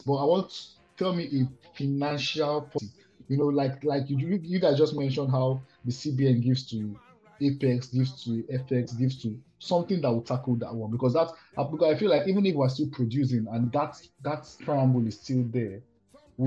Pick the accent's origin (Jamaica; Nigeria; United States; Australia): Nigeria; in Nigeria we